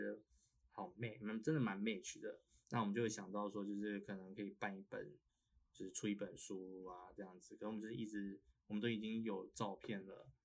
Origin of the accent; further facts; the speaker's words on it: Pingtung County, Taiwan; moved away as an adult; also born or lived in Taipei; 我们都是从小在屏东长大 ，然后大学来台北，来北部读书这样